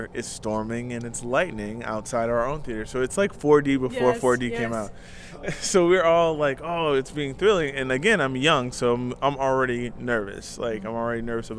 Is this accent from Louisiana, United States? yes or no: yes; New Orleans, Louisiana, United States; moved away; also born or lived in Los Angeles; I grew up in New Orleans, so we were used to being outside in the elements